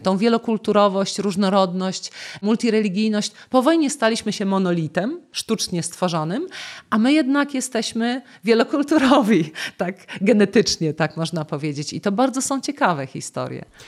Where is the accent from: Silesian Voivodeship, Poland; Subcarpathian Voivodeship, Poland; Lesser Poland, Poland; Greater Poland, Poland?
Greater Poland, Poland; Poznań; ja jestem z Poznania